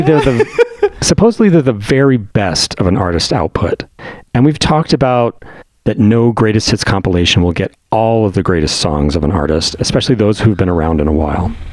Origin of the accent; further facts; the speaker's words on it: Denver, Colorado, United States; growing up on Denver rock radio